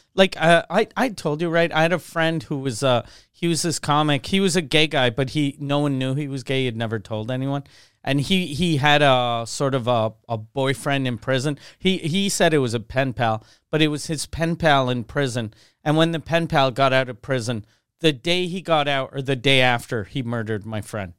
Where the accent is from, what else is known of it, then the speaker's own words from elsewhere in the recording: Quebec City, Quebec, Canada; also born or lived in Montreal; since I grew up in Quebec City, we didn't have good bagels.